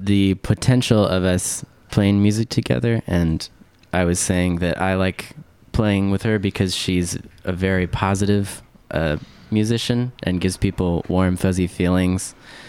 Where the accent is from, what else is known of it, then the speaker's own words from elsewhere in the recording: Helena, Montana, United States; now in Seattle, United States; I grew up in Helena, Montana, and I moved to Seattle in 2005.